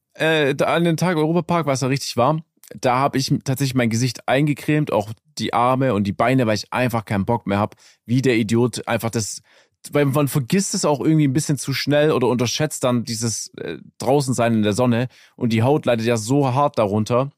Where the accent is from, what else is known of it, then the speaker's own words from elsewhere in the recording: Germany; als Deutscher